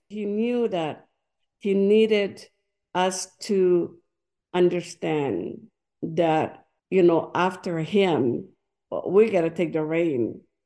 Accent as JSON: {"language": "English", "country": "French Polynesia", "tie": "born or raised there", "also_born_or_lived": "Tuamotu Islands", "second_language": "English", "moved": "as an adult", "lives_now": "Hawaii, United States", "said": "I was born and raised in Tahiti."}